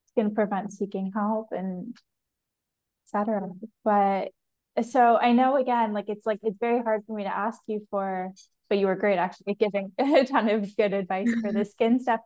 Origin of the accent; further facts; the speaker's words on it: Canada; I'm Canadian, so I grew up very much in the same that same kind of culture.